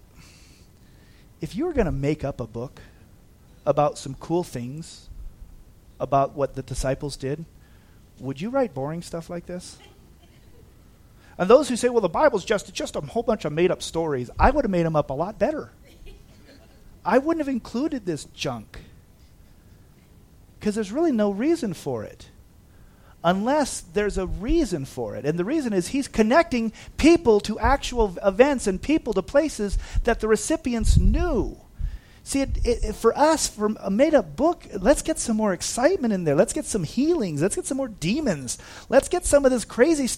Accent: Big Bear Lake, California, United States; I've been here since 1977, so this is my hometown

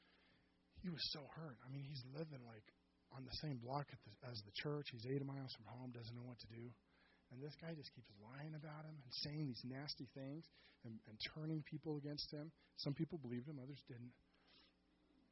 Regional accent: Seattle, Washington, United States; also born or lived in Auburn, Washington; I was born and raised in Seattle

